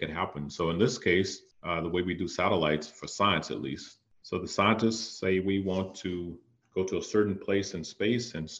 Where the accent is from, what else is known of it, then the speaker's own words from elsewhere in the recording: Danville, Virginia, United States; now in Northern Virginia, United States; I'm certainly born and raised in Pennsylvania County. Of course, right outside of Danville